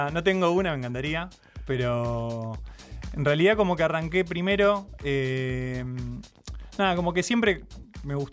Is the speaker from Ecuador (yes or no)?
no; Ciudadela, Buenos Aires Province, Argentina; De Ciudadela.